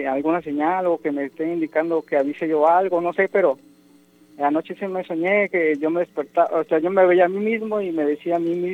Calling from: Tijuana, Baja California, Mexico; De acá de Tijuana.

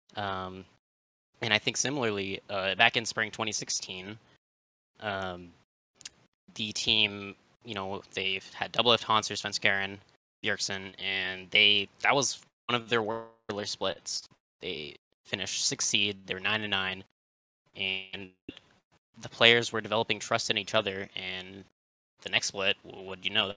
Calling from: Tempe, Arizona, United States; I'm calling from Tempe, Arizona

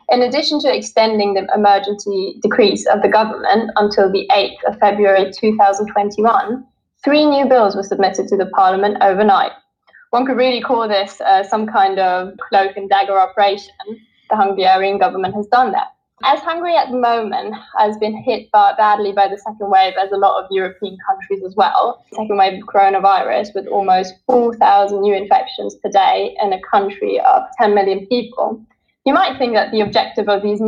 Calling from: England, United Kingdom; I'm calling in from England today.

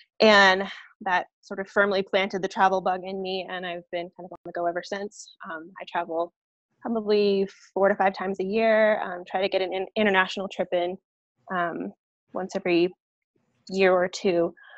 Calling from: Denver, Colorado, United States; I am joining you from Denver, Colorado.

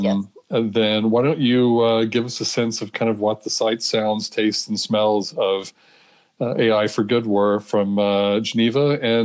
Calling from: Amsterdam, North Holland, Netherlands; welcome to episode 5 of Under Futures. I'm calling from Amsterdam for this episode

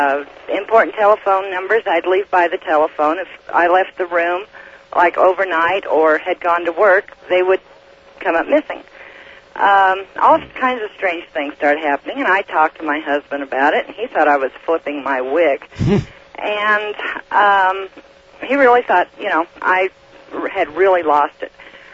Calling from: Red Desert, Wyoming, United States; Red Desert, Wyoming, but my residence is in Oregon.

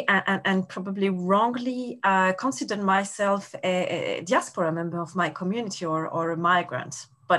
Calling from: Brussels, Belgium; English is a second language; So I'm calling from Brussels today.

